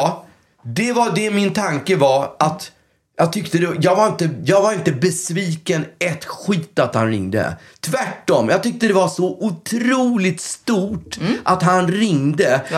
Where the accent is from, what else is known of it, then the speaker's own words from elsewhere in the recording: Stockholm, Stockholm County, Sweden; jag är ju uppväxt på Östermalm